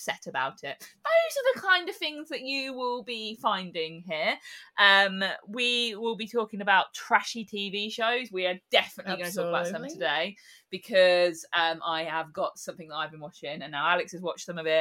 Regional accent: Northampton, East Midlands, United Kingdom; accent: combination of London, Birmingham, and farmers; I am from Northampton. This is this lovely accent you can hear that's a combination of London, Birmingham, and farmers.

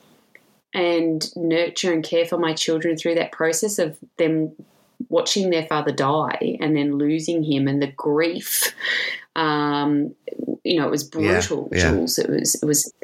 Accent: Williamstown, Victoria, Australia; also born or lived in England; I grew up in Williamstown

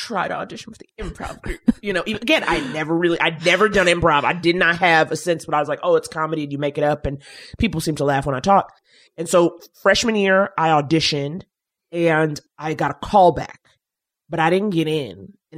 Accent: New York, United States; because I was from New York

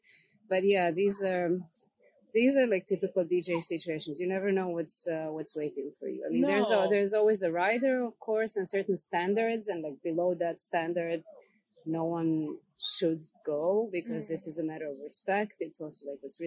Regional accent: Serbia; coming from a place where I come from, like coming from Serbia

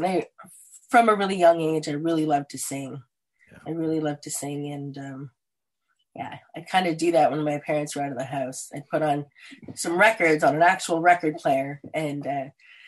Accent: Ingersoll, Ontario, Canada; also born or lived in Stratford, Ontario / Lucknow, Ontario; I was born in the Stratford area, but then we relocated to the Ingersoll area where I spent most of my public school years.

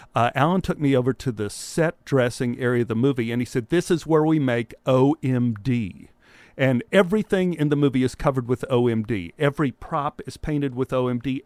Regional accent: Dallas, Texas, United States; back in the time when I grew up in Dallas

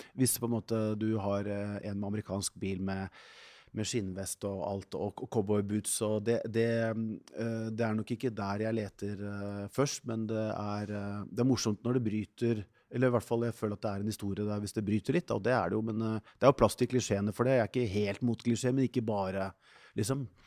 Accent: Norway; som nordmann

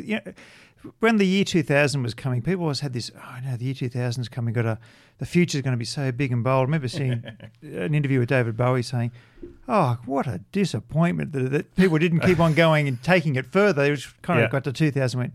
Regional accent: Australia; growing up in Australia. I mean, Australia, particularly through the 70s

